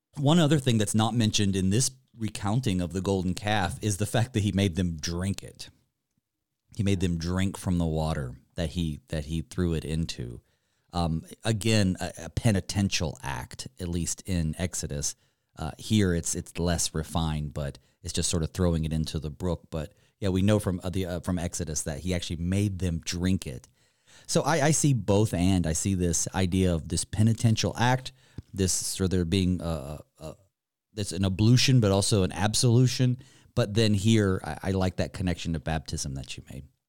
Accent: Western North Carolina, United States; growing up in Western North Carolina

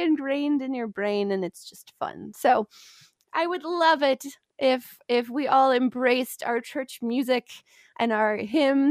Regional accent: near Detroit, Michigan, United States; I grew up near Detroit on the border

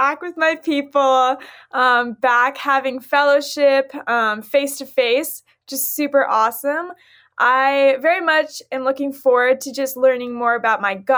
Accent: Millersville, Missouri, United States; I'm from Millersville, Missouri, and I represent the Central Region

